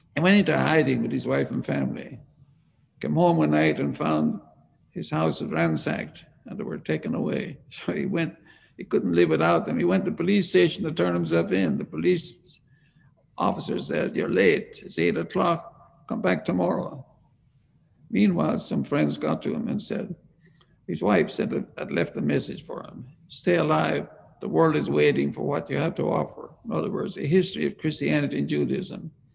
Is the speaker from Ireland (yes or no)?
yes; Ireland; moved away as an adult; I was born in Ireland